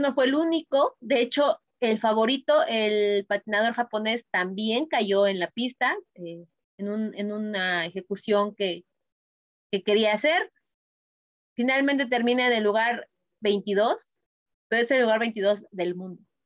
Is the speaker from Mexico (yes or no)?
yes; Mexico; me llena a mí como mexicana, y a lo mejor peco de patriota